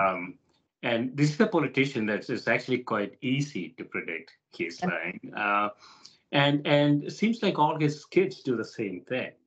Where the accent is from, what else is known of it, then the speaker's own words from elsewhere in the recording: India; I grew up in India, for example, you know, in a developing country